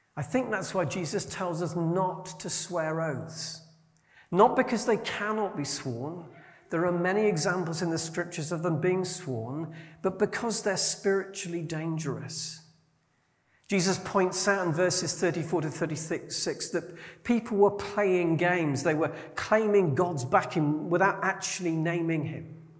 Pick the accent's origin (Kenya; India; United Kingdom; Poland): United Kingdom; Yorkshire and the Humber; As a Yorkshireman, I grew up among people who definitely called a spade a spade.